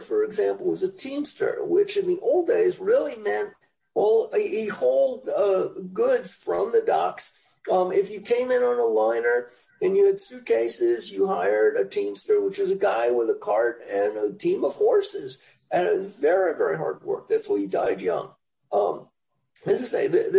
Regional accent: New York City, New York, United States; moved away as an adult; also born or lived in Chicago; now in Orange County, United States; Born and raised in the Bronx, Central Bronx, the Cardona Park area

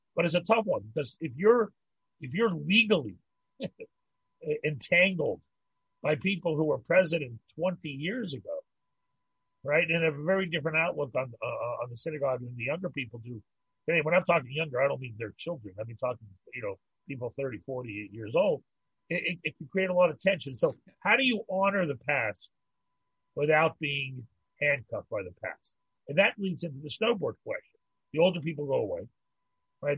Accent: Pittsburgh, Pennsylvania, United States; moved away as an adult; also born or lived in New York; now in Montreal, Canada; I grew up in Pittsburgh, I, and I lived in New York

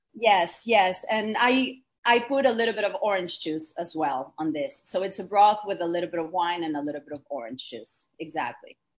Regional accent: Argentina; I was born and raised in Argentina to a very multicultural family

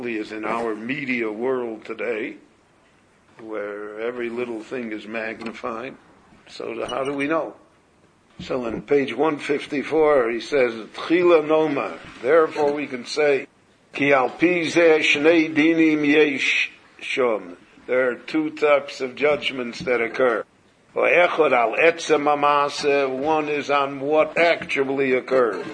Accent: Chicago, Illinois, United States; moved away; When I grew up in Chicago, we knew every Shomer Shabbos in Chicago

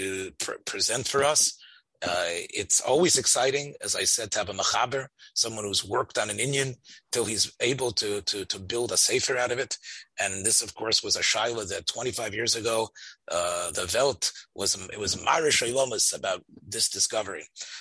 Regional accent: Memphis, Tennessee, United States; I was raised in Memphis and grew up in Rav Nota's house.

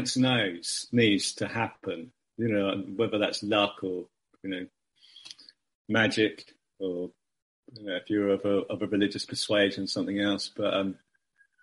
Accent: United Kingdom; as a Brit

